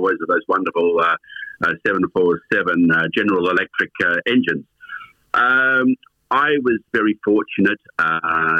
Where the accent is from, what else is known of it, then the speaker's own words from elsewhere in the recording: Melbourne, Victoria, Australia; I was born in Melbourne and had a family of a law background